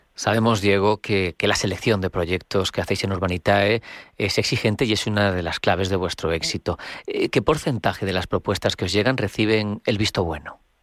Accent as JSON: {"language": "Spanish", "country": "Spain", "said": "los españoles somos los europeos con mayor tasa de ahorro"}